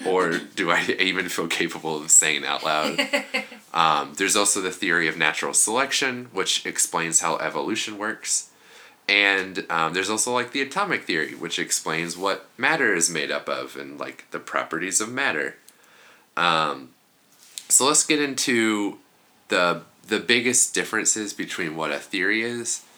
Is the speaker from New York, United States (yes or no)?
no; Kansas, United States; we're both from Kansas